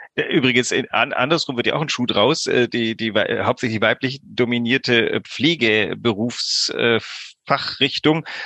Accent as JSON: {"language": "German", "country": "Greece", "tie": "born or raised there", "moved": "yes", "lives_now": "Hamburg, Germany", "said": "ich bin auch in Griechenland groß geworden"}